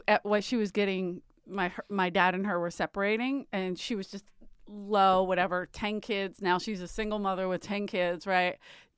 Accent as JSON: {"language": "English", "town": "Philadelphia", "region": "Pennsylvania", "country": "United States", "said": "I'm from South Philly."}